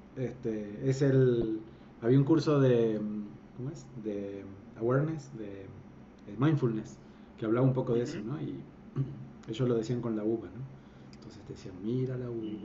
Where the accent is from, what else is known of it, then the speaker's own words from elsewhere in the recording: Argentina; moved away as an adult; also born or lived in Colima, Mexico; now in Guadalajara, Mexico; soy un argentino que este, pues, se vino, mudó a México hace ya casi más de 10 años